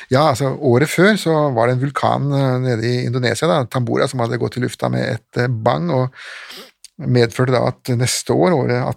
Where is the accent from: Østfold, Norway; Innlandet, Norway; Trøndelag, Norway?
Østfold, Norway; Ja, jeg født og oppvokst i Østfold.